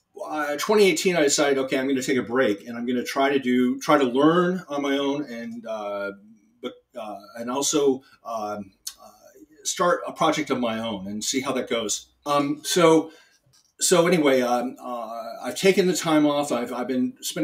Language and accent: English; San Francisco, California, United States; moved away; also born or lived in Minnesota / New York City; I moved back to San Francisco, which is my hometown